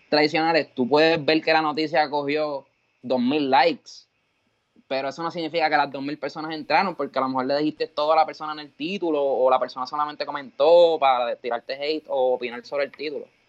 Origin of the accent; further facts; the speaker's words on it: Cabo Rojo, Puerto Rico; yo soy de Cabo Rojo